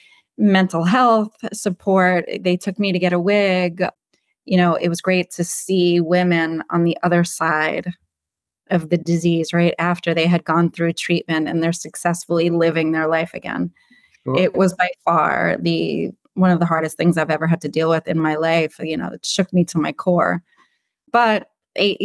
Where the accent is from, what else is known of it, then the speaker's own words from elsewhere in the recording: New York City, New York, United States; I'm born and raised in Brooklyn, pretty much have lived here all my life